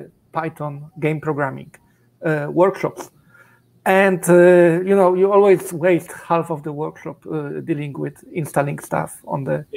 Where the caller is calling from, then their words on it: Zurich, Switzerland; I'm in Zurich, Switzerland.